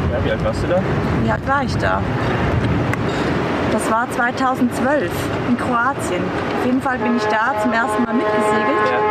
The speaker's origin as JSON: {"language": "German", "country": "Switzerland", "said": "ich komme aus der Schweiz"}